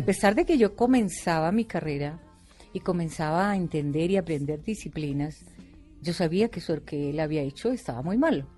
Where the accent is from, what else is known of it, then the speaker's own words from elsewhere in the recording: Bogotá, Colombia; Yo soy bogotana pura